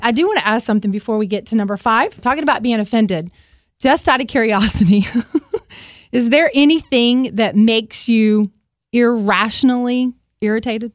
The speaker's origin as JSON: {"language": "English", "region": "Alabama", "country": "United States", "said": "I'm from Alabama."}